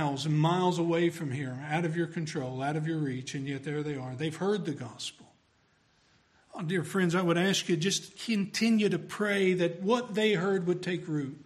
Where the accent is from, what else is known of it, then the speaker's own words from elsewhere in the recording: Tennessee, United States; We're from Tennessee